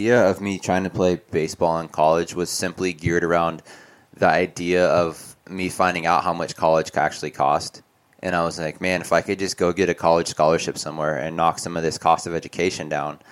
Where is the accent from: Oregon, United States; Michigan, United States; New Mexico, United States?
Oregon, United States; I grew up in a tiny town of 15,000 people too.